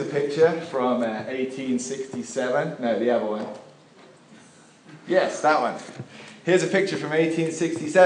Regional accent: England, United Kingdom; while I was growing up in England

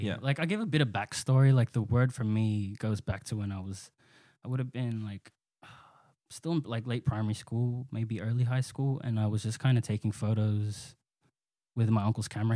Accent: Sydney, New South Wales, Australia; both born and raised in Western Sydney. Um, I I grew up and still live in Pendle Hill.

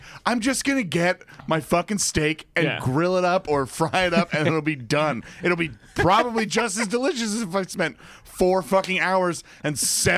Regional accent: Cornwall-on-Hudson, New York, United States; There's Cornwall and Hudson, New York.

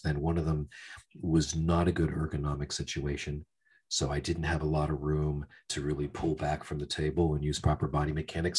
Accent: Pennsylvania, United States; moved away as an adult; also born or lived in Florida; i grew up in a working class town uh, steel mill oriented town

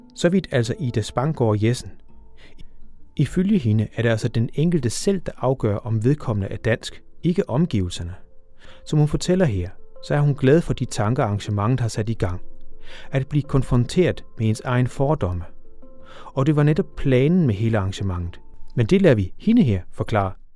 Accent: Funen, Southern Denmark, Denmark; moved away; i retning af Fyn og min hjemstavn

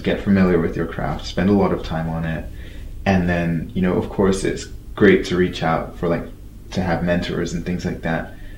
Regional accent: London, United Kingdom; I grew up in London

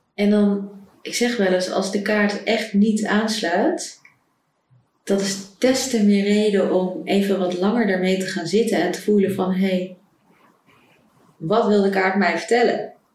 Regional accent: Netherlands; moved away as an adult; also born or lived in Ecuador; ik terug zou gaan naar Nederland

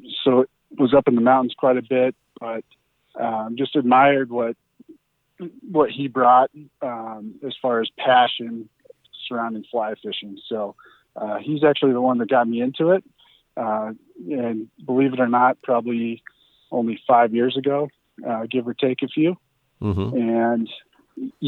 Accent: Littleton, Colorado, United States; I grew up actually down in Littleton, Colorado

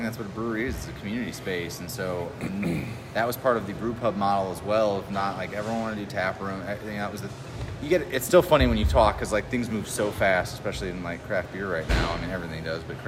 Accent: Mishawaka, Indiana, United States; I'm from Mishawaka area originally

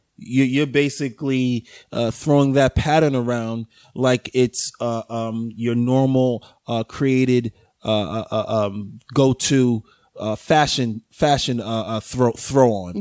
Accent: New York City, New York, United States; from the Bronx

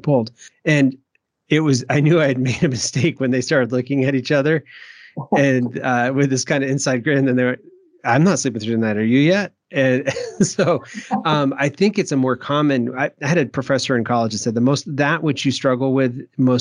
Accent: Maine, United States; when I grew up in Maine there, I can't do the Maine accent

